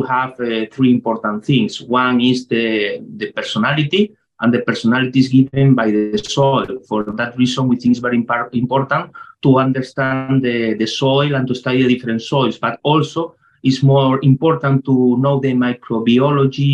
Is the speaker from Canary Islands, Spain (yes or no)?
yes; Tenerife, Canary Islands, Spain; English is a second language; I came from Tenerife, I am chemistry organic from La Laguna in Tenerife University